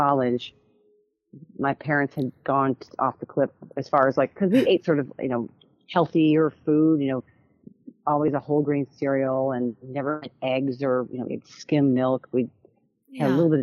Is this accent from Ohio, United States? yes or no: yes; Cleveland, Ohio, United States; I grew up in Cleveland, so I was been here since like age two until I went off, you know, after college